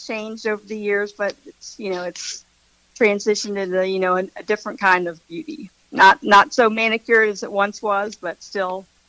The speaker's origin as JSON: {"language": "English", "town": "Tallahassee", "region": "Florida", "country": "United States", "tie": "born or raised there", "said": "Yes, I am born and raised in Tallahassee. So I moved away for 4 years to go to college in Gainesville, University of Florida, and then moved back to Tallahassee."}